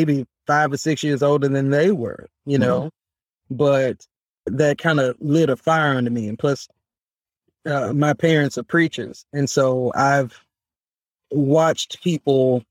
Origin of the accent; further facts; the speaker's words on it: Memphis, Tennessee, United States; I am from Memphis, Tennessee, proud Memphis native.